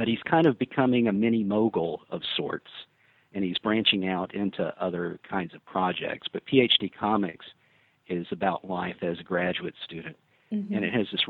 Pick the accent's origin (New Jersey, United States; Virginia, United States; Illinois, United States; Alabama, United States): Alabama, United States; South; I'm from South Alabama originally